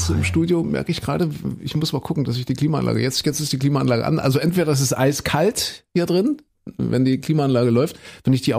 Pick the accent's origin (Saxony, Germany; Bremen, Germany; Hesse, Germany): Saxony, Germany; wir kommen ja aus Mitteldeutschland, aus Sachsen